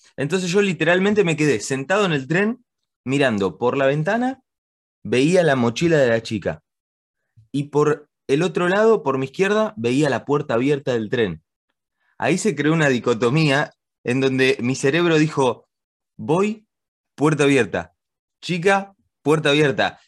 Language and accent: Spanish; Argentina; moved away; also born or lived in Spain / England; yo nací acá en Argentina y después me fui a vivir con mi familia a España.